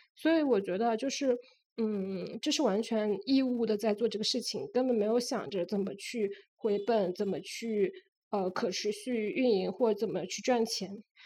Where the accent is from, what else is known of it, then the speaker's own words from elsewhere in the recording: Wenzhou, Zhejiang, China; moved away; also born or lived in Shanghai; 我也是温州人